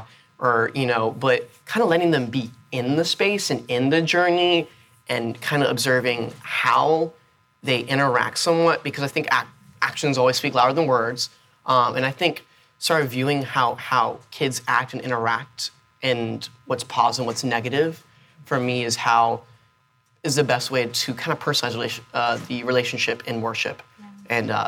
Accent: Florida, United States; born there; You know, I was born in South Florida. I've lived in Tampa. I've lived in Georgia, but this is my home.

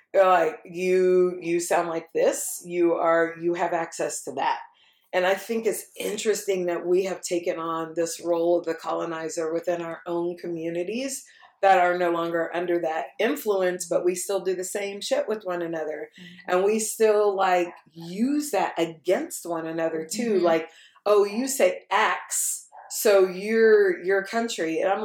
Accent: Texas, United States; I'm like, Texas. They're like, no, but I mean, originally. I'm like, yeah, no, originally I'm from mm-hmm. here.

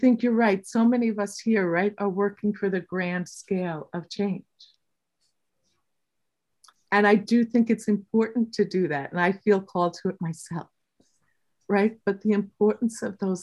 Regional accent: New Yorker, United States; we're a New Yorker

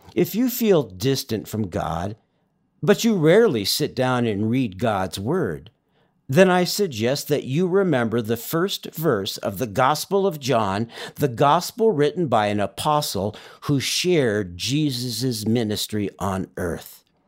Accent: Southern California, United States; moved away; I grew up in Southern California.

